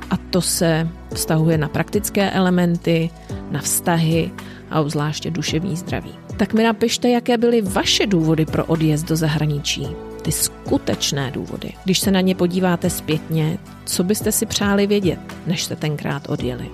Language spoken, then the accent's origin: Czech; Czechia; moved away as an adult; also born or lived in United Kingdom / Ireland / Italy; now in Chile; Já osobně jsem mimo můj rodný kraj už 25 let